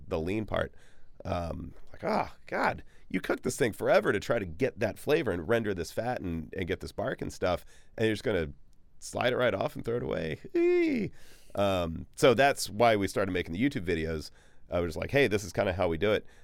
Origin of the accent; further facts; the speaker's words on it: Bryan, Texas, United States; now in Austin, United States; when I was a kid growing up in Bryan College Station, which is sort of east-ish Texas